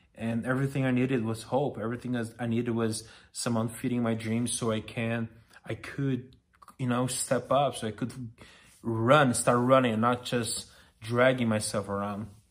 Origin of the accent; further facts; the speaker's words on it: Brazil; English is a second language; moved away as an adult; now in Los Angeles, United States; I'm Brazilian, as you are aware by now, and I moved to L A five years ago